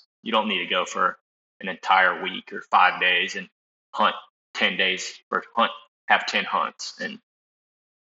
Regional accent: Tallahassee, Florida, United States; I'm from Tallahassee, Florida. Lived here my whole life

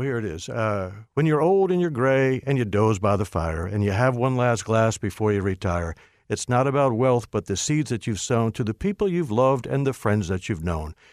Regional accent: Hyattsville, Maryland, United States; my grandmother lived next door to me growing up in Hyattsville

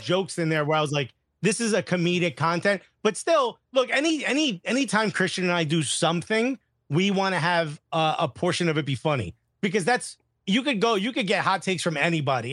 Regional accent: United States; as an American

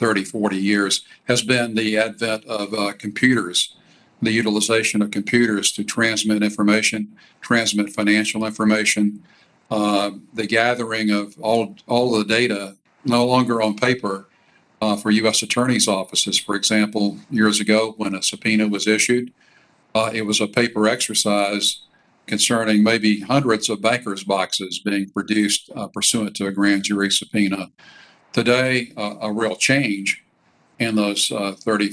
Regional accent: Columbus, Georgia, United States; moved away as an adult; also born or lived in Washington / Atlanta; my hometown of Columbus, Georgia

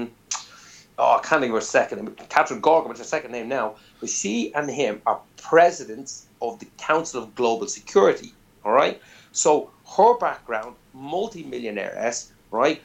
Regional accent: Ireland

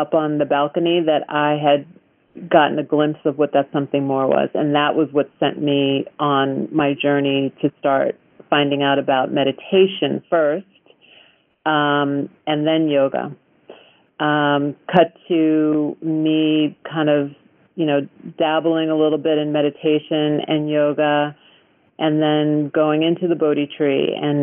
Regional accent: Long Island, New York, United States; now in Topanga, United States; I was brought up on Long Island.

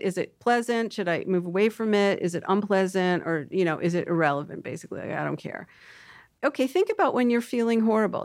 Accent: Toronto, Ontario, Canada; I'm actually from Toronto, which is just like New York

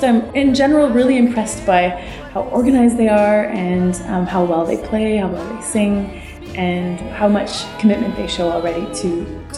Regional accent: Saskatchewan, Canada; I am a Francophone from Saskatchewan

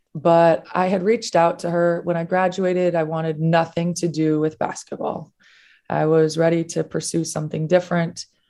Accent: Minnesota, United States; now in Florida, United States; I grew up in Minnesota

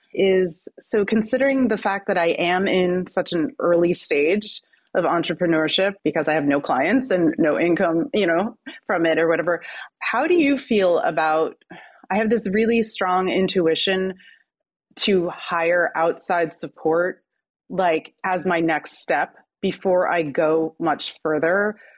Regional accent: New Jersey, United States; I'm from New Jersey

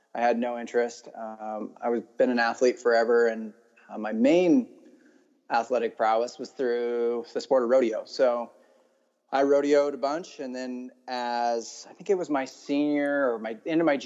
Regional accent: Central Oregon, United States; moved away as an adult; also born or lived in Idaho; So yeah, I grew up in Oregon. I actually was born in Idaho and then my family moved and bought a ranch in Central Oregon.

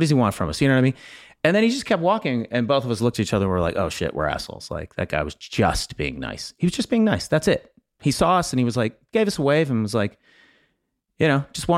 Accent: the South, United States; I am a Southerner.

